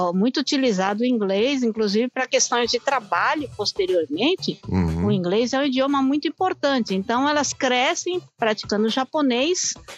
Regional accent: Brazil; now in Japan; nós que somos brasileiros

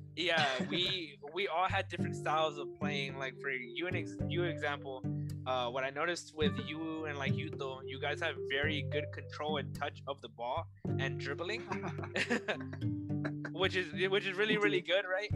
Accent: Texas, United States; I'm from Texas, you know, so I learned how to play here in Texas

